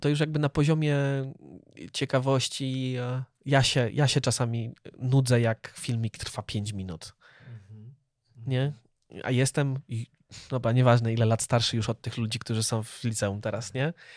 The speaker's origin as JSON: {"language": "Polish", "country": "Poland", "tie": "born or raised there", "said": "my wyrośliśmy w polskiej kulturze"}